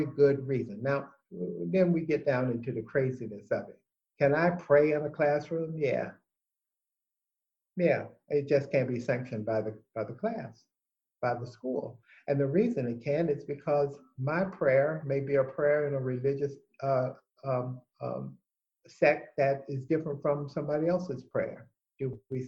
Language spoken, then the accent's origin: English; United States; I'm an American. I'm an American first. I'm an American of African descent.